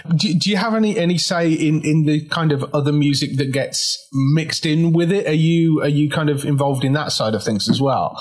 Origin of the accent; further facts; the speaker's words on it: Midlands, United Kingdom; accent: Midlands; Midlands rather than northern.